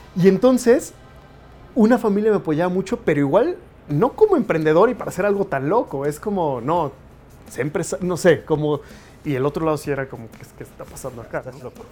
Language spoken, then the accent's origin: Spanish; Mexico City, Mexico; also born or lived in United States; crecí, nací, todo, todo soy mexicano en la Ciudad de México, orgullosamente